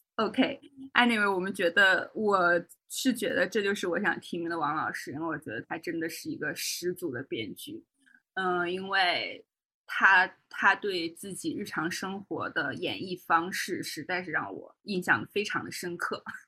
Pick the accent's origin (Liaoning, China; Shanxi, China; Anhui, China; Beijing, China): Liaoning, China; Shenyang; moved away; 作为沈阳人在外，我现在还是会跟大家就是先介绍说我是东北的